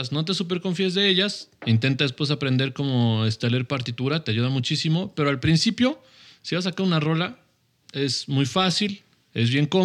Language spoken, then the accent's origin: Spanish; Fresnillo, Zacatecas, Mexico; Yo, soy de, yo soy de Zacatecas